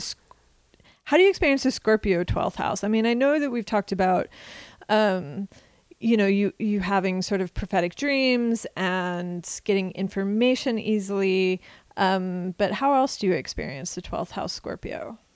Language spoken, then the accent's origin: English; Kansas, United States; the traditions that I was surrounded by growing up in Kansas